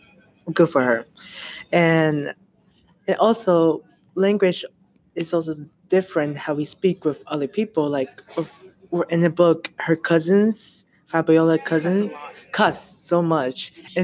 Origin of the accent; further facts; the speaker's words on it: United States; I have problem speaking language in Spanish and English. I was born in America